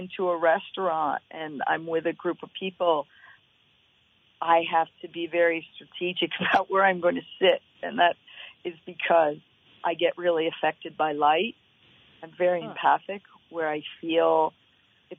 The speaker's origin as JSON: {"language": "English", "area": "the Berkshires", "region": "Massachusetts", "country": "United States", "tie": "born or raised there", "also_born_or_lived": "Oregon", "moved": "yes", "lives_now": "Waitsfield, United States", "said": "I grew up in the Berkshires"}